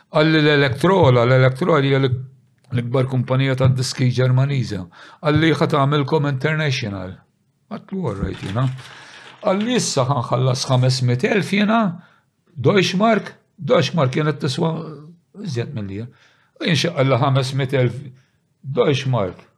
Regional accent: St. Paul's Bay, Malta; aħna minn San Pawl il-Bahar.

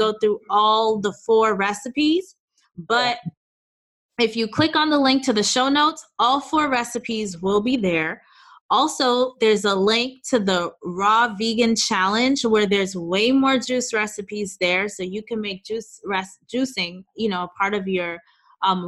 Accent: New York, United States; moved away as an adult; also born or lived in Oakland / Chicago; now in Los Angeles, United States; So I've lived in New York, born and raised in New York, lived in Oakland after for, like, let's say a couple years, 2.5 years. Then I moved to Chicago, lived there for about 7 years, and then now we live in Los Angeles

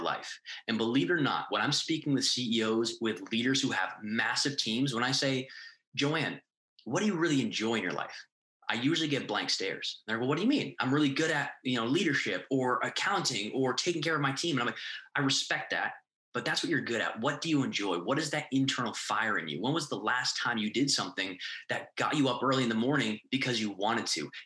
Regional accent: New England, United States; moved away as an adult; now in Miami, United States; I'm from New England. We had moved down to Miami, Florida

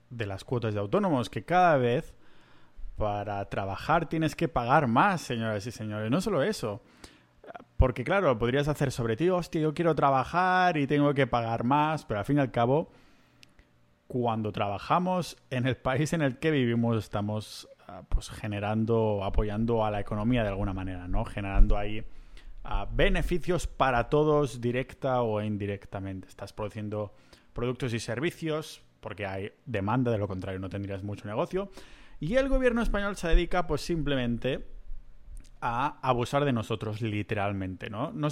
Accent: Spain; moved away as an adult; Y es uno de los motivos por los que yo me fui de España. y uno de los motivos por los que no pienso volver

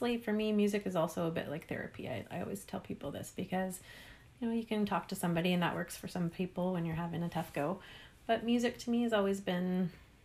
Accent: Prince Edward Island, Canada; now in Comox Valley, Canada; being back east where I was born in Prince Edward Island

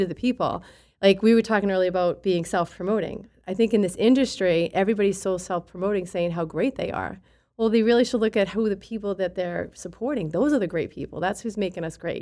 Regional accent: Boston, Massachusetts, United States; I grew up in East Boston

